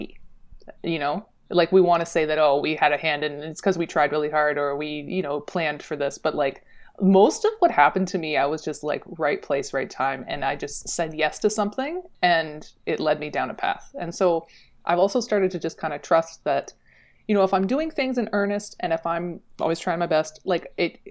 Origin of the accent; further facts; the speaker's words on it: Niagara region, Ontario, Canada; I grew up in the Niagara region, like the Canadian side